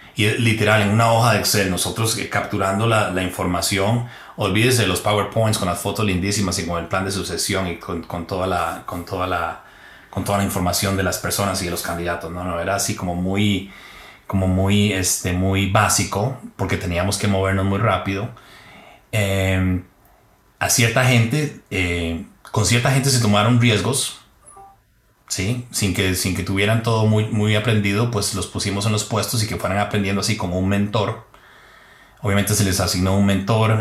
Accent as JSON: {"language": "Spanish", "region": "Heredia", "country": "Costa Rica", "moved": "as an adult", "said": "salí de Heredia, pero Heredia no salió de mí"}